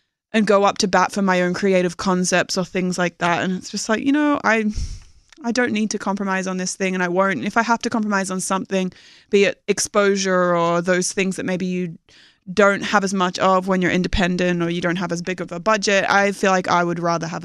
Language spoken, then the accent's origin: English; Australia; moved away; I'm from Australia